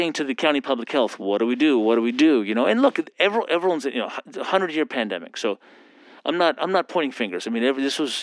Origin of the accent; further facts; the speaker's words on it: Pennsylvania, United States; moved away as an adult; now in California, United States; I grew up in Pennsylvania